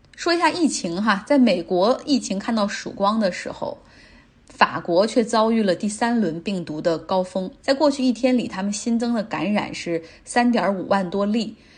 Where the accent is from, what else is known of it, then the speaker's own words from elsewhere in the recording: Zhengzhou, Henan, China; also born or lived in Jiangxi / United Kingdom; now in Guangzhou, China; 我也是来自北方。哎，我出生地是河南郑州。嗯，然后上， 上学的时候呢，在江西上过学，也去过英国。现在是在广州的一家媒体工作